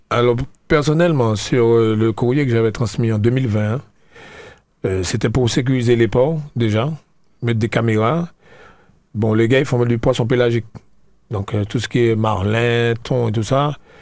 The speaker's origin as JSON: {"language": "French", "town": "La Trinité", "country": "Martinique", "said": "je suis de Trinité."}